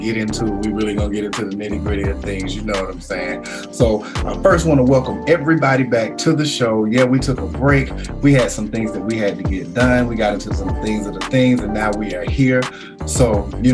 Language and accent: English; Concord, North Carolina, United States; someone from my hometown that I came up with, Miss Xavier Still McCray